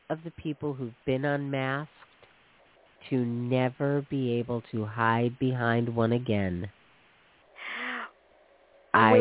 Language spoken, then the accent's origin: English; East Coast, United States; I grew up on the East Coast, and it's not like racism isn't all around the country